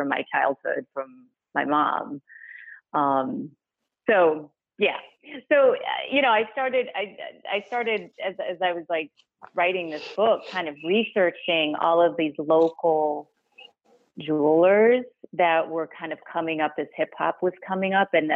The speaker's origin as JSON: {"language": "English", "town": "Detroit", "region": "Michigan", "country": "United States", "tie": "born or raised there", "also_born_or_lived": "Kazakhstan / New York", "moved": "as an adult", "said": "I grew up in Detroit"}